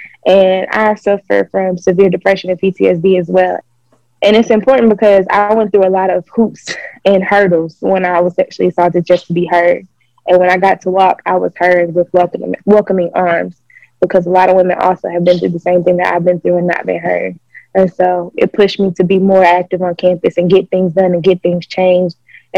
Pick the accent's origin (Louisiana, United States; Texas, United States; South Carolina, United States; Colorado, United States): South Carolina, United States; Conway; Since I came from Conway High School, I had so many beautiful Black women to look up